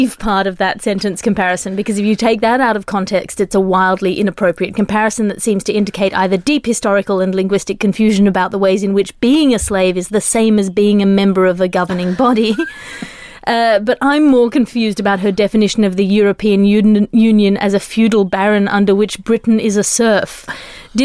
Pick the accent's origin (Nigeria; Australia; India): Australia; I'm Australian.